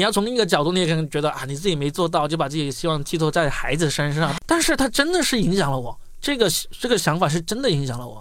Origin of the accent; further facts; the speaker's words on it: Guangdong, China; moved away; 看看我们这个广东最穷的地方，看看这个要是读不好书就没有出路的地方